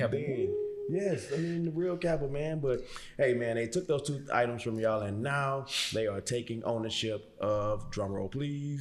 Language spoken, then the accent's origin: English; Houston, Texas, United States; Texas fan, born and raised in Houston